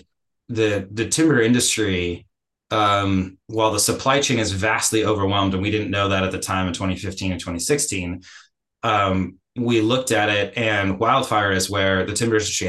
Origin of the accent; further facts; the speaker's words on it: Oregon, United States; my home country, the US? Coming from Oregon